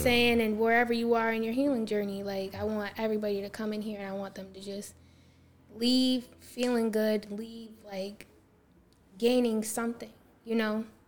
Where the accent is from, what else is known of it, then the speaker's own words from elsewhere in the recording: Syracuse, New York, United States; I'm from here, Syracuse, New York